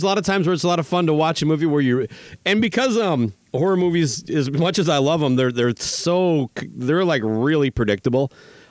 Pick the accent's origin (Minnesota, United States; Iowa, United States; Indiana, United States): Minnesota, United States; it's very similar to the farmers I grew up with in Minnesota